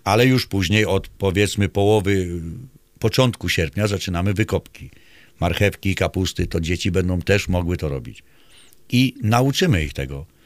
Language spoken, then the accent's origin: Polish; Mokry Dwór, Pomeranian Voivodeship, Poland; u nas w Mokrym Dworze